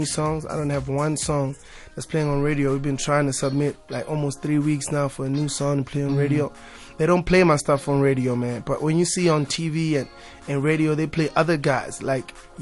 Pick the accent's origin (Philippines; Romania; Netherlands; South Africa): South Africa; I'm South African